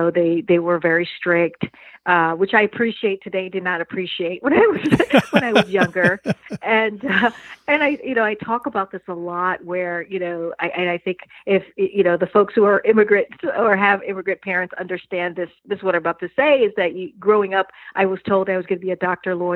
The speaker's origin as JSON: {"language": "English", "town": "New York City", "region": "New York", "country": "United States", "tie": "born or raised there", "also_born_or_lived": "suburbs of Washington, D.C.", "moved": "yes", "lives_now": "Washington, D.C. area, United States", "said": "New York City is definitely one of those things that makes me who I am today as a woman of color. I don't live in New York now. I live in the suburbs of D.C."}